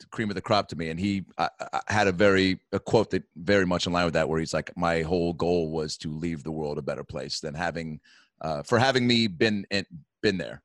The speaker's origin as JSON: {"language": "English", "town": "Seattle", "region": "Washington", "country": "United States", "also_born_or_lived": "Los Angeles", "moved": "as an adult", "said": "I'm from Seattle, Washington"}